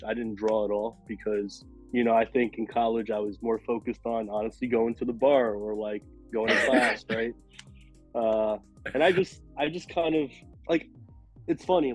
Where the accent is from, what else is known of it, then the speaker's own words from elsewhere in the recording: New York City, New York, United States; I'm from New York, born and raised in Queens.